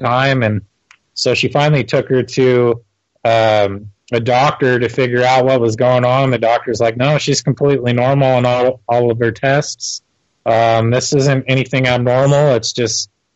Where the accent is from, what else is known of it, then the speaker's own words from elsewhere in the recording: Torrance, California, United States; now in Utah, United States; I was born in Torrance, California.